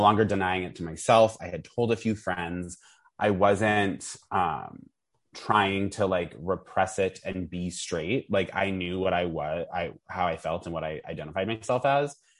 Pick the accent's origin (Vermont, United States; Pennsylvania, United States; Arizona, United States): Vermont, United States; I grew up in Vermont